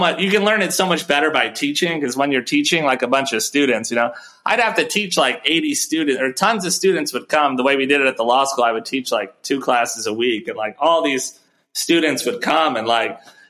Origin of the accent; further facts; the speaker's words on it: Chicago, Illinois, United States; I'm from Chicago. I went to law school out in Chicago.